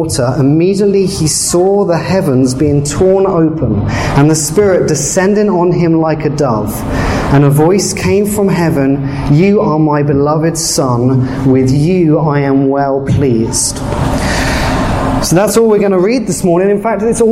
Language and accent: English; England, United Kingdom; moved away as an adult; now in Canada; I'm actually from England.